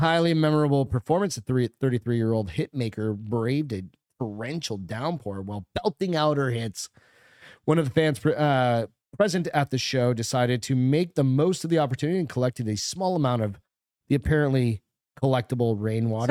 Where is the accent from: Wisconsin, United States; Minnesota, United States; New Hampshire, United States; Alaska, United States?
New Hampshire, United States; Hampton; moved away; New Hampshire, where I grew up